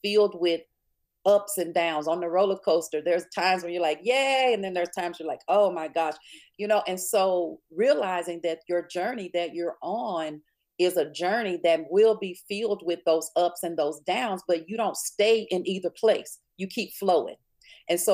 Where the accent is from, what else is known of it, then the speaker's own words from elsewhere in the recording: Springhill, Louisiana, United States; growing up in Spring Hill, Louisiana